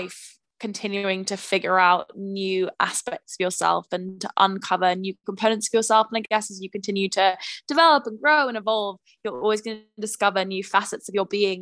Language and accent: English; London, United Kingdom; also born or lived in Manchester; I grew up in London